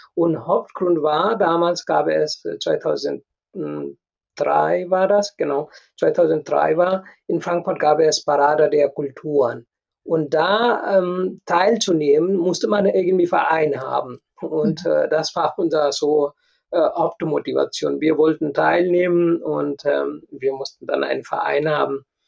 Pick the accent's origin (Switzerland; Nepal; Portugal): Nepal; German is a second language; moved away as an adult; also born or lived in India / Hannover, Germany; now in Germany; ich komme aus Nepal, ich habe in Indien studiert, ich habe in Nepal gearbeitet und dann äh, habe ich Berufserfahrung gesammelt und dann kam ich nach Deutschland. Äh, ich konnte kein Deutsch, ich habe Deutsch hier gelernt.